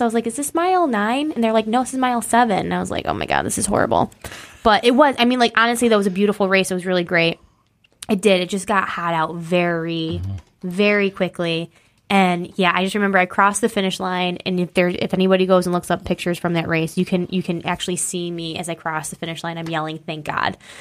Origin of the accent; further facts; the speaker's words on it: East Bethany, New York, United States; also born or lived in Batavia, New York / Rochester, New York; East Bethany, New York is my hometown